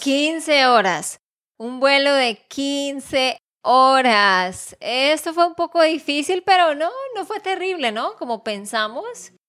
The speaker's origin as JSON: {"language": "Spanish", "region": "Santander", "country": "Colombia", "said": "de Santander, Colombia"}